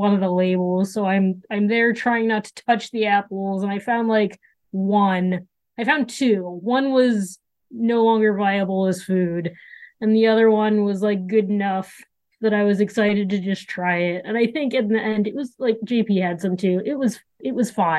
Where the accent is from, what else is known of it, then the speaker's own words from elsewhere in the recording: Miami, Florida, United States; moved away; I grew up in Miami